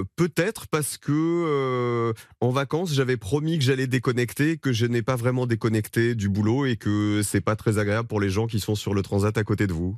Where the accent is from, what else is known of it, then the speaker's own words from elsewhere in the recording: Provence-Alpes-Côte d'Azur, France; moved away; je viens de la Provence, je viens des montagnes, du soleil